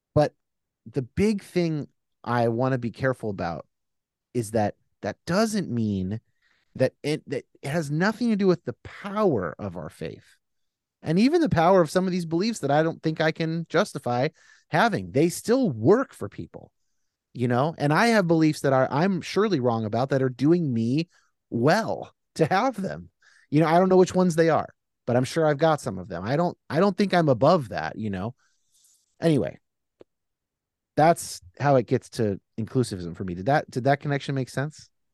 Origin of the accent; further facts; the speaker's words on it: California, United States; I'm a Californian